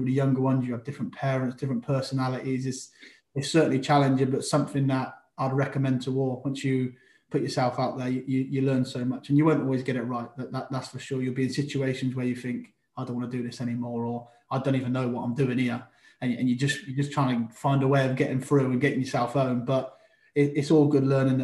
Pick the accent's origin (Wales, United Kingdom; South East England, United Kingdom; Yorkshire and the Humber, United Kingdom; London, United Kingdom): South East England, United Kingdom; Oxford; also born or lived in Florence Park, Oxford; I grew up in Wolvercote first. That was me first family home. From there, moved over to Florence Park.